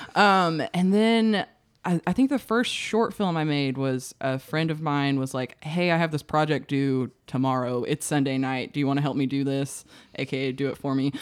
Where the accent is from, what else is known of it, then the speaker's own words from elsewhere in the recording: Searcy, Arkansas, United States; I grew up in Searcy where, like, the only thing to do was, like, go to Hastings.